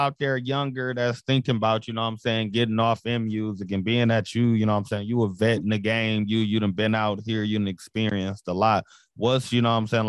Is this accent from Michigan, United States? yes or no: yes; Michigan, United States; I'm from Michigan